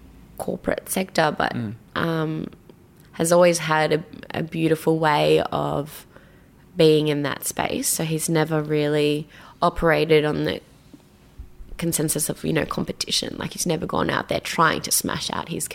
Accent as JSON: {"language": "English", "country": "Ireland", "said": "I am Irish"}